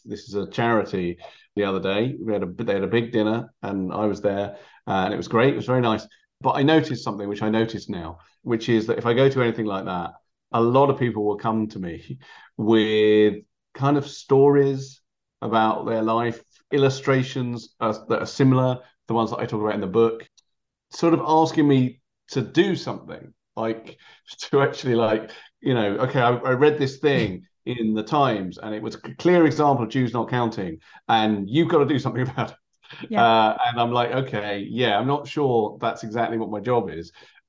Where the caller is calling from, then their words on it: London, United Kingdom; I'm speaking from London.